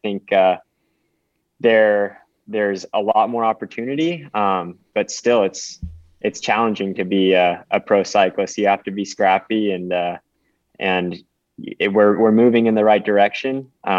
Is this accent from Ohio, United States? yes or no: no; Washington, United States; I'm from Central Washington, and I grew up training in just gritty weather, snow, super cold temperatures.